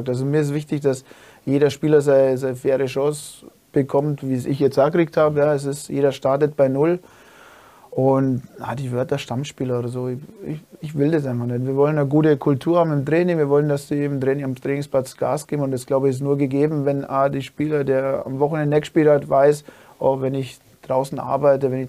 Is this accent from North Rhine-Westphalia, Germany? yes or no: no; Dingolfing, Bavaria, Germany; ich gehe wieder heim nach Dingolfing, das ist meine Heimatort